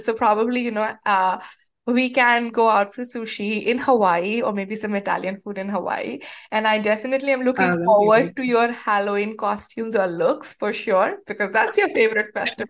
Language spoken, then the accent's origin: English; India; moved away; my professional journey in this new country when I moved here from India.